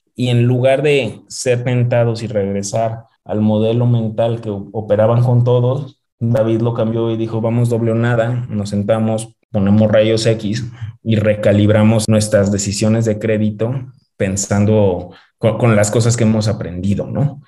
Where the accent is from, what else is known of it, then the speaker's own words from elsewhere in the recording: León, Guanajuato, Mexico; moved away as an adult; also born or lived in Monterrey / Washington, D.C. / New York; Yo soy de León, nací, crecí en León, estudié en el TEC de Monterrey, en Monterrey